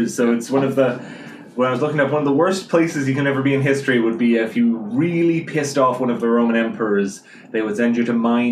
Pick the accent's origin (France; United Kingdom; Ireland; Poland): Ireland; Dublin, Leinster; I'm also from Dublin, like Paul, but from a different part